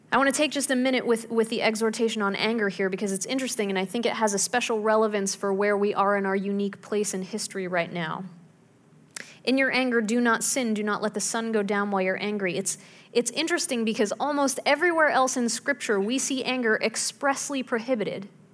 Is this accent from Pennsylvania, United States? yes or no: yes; Pittsburgh, Pennsylvania, United States; When I was growing up in Pittsburgh